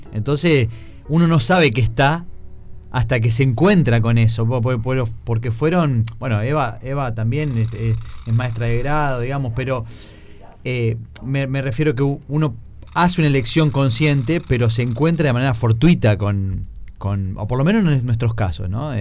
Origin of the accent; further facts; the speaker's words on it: interior of Santa Fe, Argentina; yo soy del interior de Santa Fe